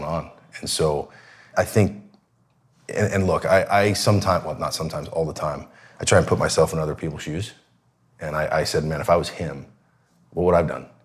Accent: Seattle, Washington, United States; I grew up in Seattle

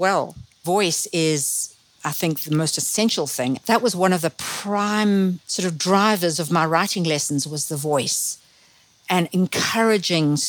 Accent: Zimbabwe; accent: Zimbabwean; now in Ojai, United States; my Zimbabwean background still makes itself felt through my accent, which has never disappeared

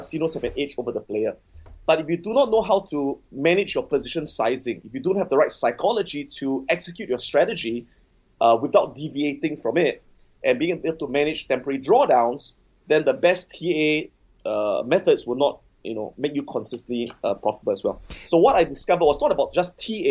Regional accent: Singapore; I'm born and bred in Singapore.

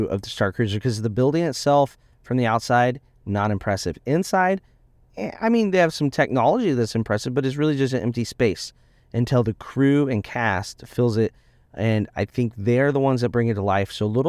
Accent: Indiana, United States; I grew up in Indiana.

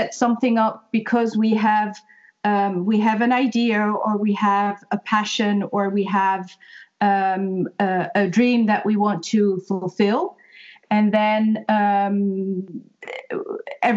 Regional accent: Netherlands; moved away as an adult; now in Ireland; I'm originally from Holland and moved to Ireland 3.5 years ago.

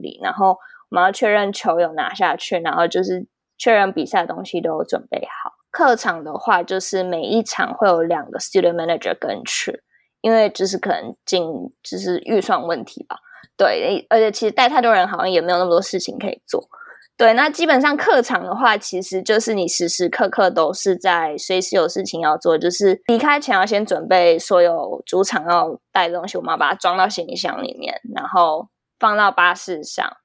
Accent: Taiwan; moved away as an adult; now in United States; 我在台湾当过球精

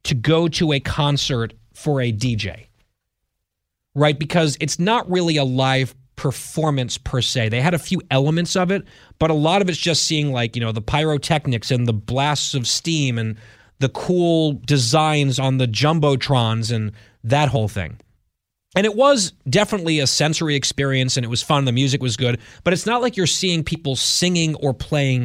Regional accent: New York area, United States; now in Washington, D.C., United States; I grew up in the New York area, never went to the Hamptons

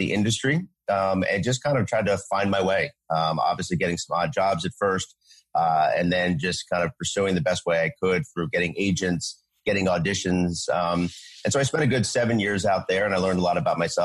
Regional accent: Philadelphia, Pennsylvania, United States; I was from the Philadelphia area originally

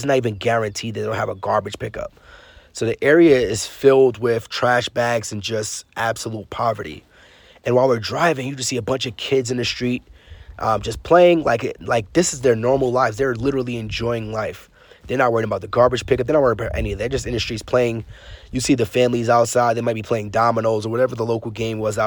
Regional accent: New York City, New York, United States; growing up in Brooklyn, New York, I wasn't a big traveler

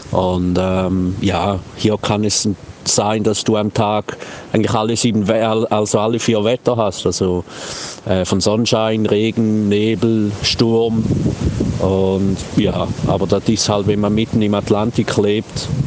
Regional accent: Switzerland; accent: Swiss German; now in Faial, Portugal; wenn ich äh, Schriftsprache spreche, meinen viele Leute, ich spreche Schweizerdeutsch. Und dann äh, beginne ich Schweizerdeutsch zu sprechen und dann verstehen sie nichts mehr.

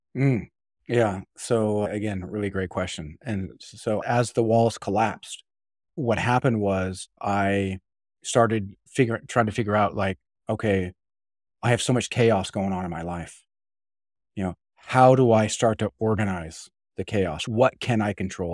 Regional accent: Utah, United States; I grew up in Utah

